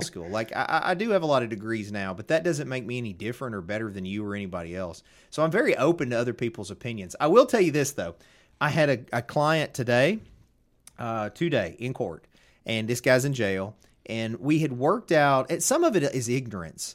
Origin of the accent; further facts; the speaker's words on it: Covington, Tennessee, United States; I'm from Covington.